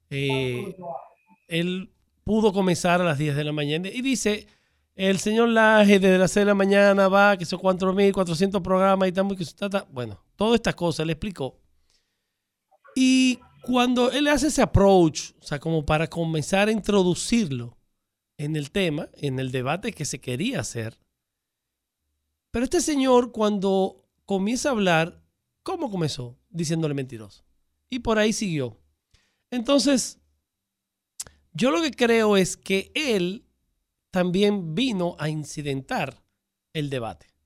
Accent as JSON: {"language": "Spanish", "town": "Santo Domingo", "region": "Distrito Nacional", "country": "Dominican Republic", "tie": "born or raised there", "said": "Yo nací por Roy en la capital."}